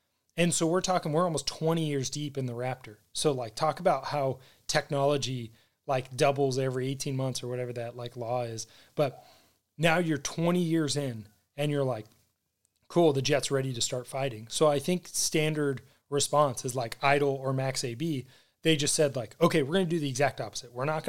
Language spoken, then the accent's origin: English; United States; Well, yeah. I'm American.